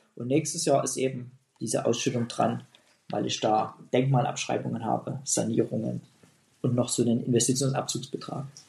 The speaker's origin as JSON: {"language": "German", "town": "Pirna", "region": "Saxony", "country": "Germany", "tie": "born or raised there", "said": "meine Heimatstadt Pirna"}